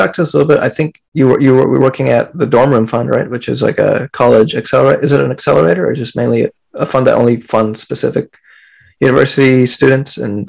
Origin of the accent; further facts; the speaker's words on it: Philippines; because, you know, me, I'm Filipino, Rose Filipino